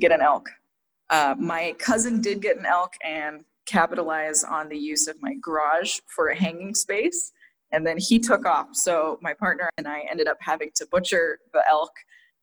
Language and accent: English; Northwest Montana, United States; moved away; I'm Blackfeet from Northwest Montana, grew up both on and off the reservation